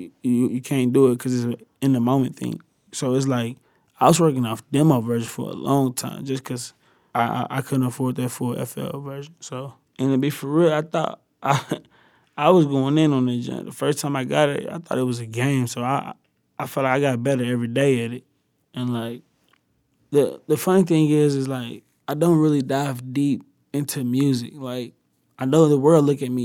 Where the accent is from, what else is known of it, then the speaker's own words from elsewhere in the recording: the South, United States; I'm from the South